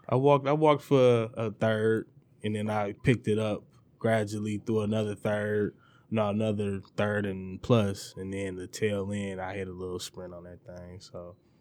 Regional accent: Detroit, Michigan, United States; the East Sider

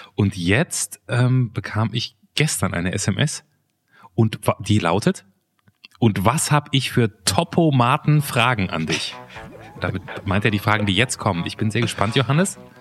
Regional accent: Germany; Ich bin ja quasi an der holländischen Grenze groß geworden und im Prinzip halber Holländer.

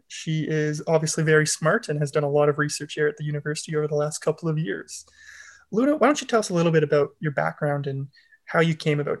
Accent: Ontario, Canada; now in Lethbridge, Canada; So I come out from Ontario

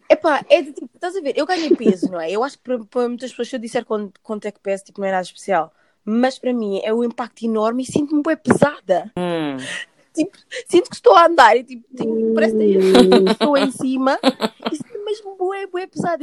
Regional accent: Portugal; onde eu cresci, por exemplo, Portugal

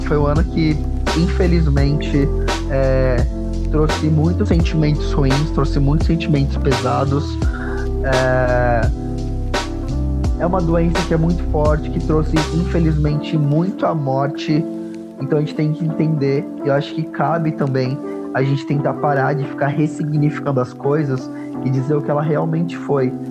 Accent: São Paulo, Brazil; Eu sou, eu sou de periferia, eu vim do Grajaú, eu cresci num lugar

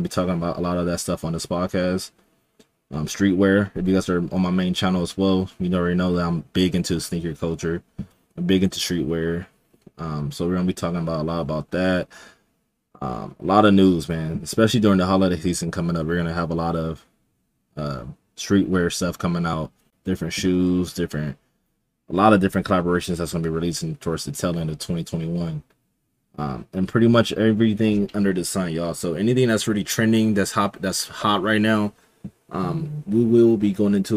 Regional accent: Los Angeles, California, United States; also born or lived in Inland Empire, California; I'm from Los Angeles, California. I want to say like down in the South Bay, so not really like in the South Central area

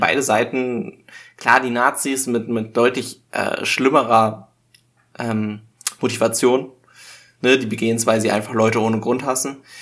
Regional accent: Germany; als Deutscher

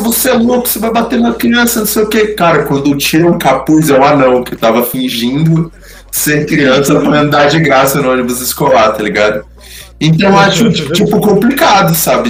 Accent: Brazil; eu já sou brasileiro

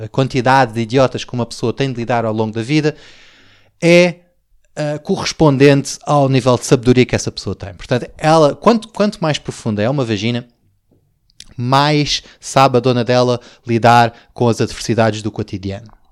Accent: Portugal; somos portugueses

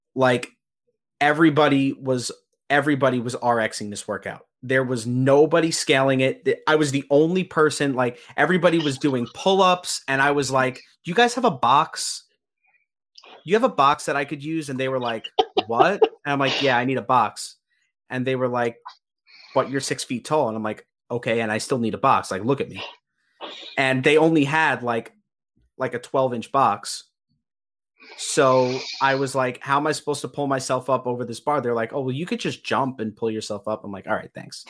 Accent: Long Island, New York, United States; I'm from Long Island. You know, I do CrossFit back home.

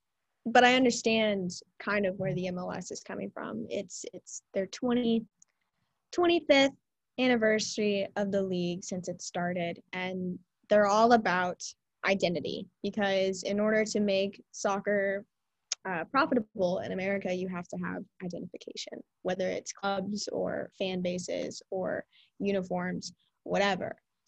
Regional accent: Texas, United States; I am from Texas. Grew up, born and raised a Texan. I don't have the accent.

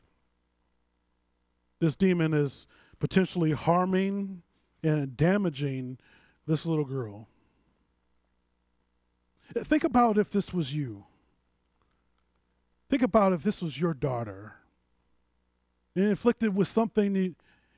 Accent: St. Louis, Missouri, United States; I'm a St. Louisan. I'm from St. Louis.

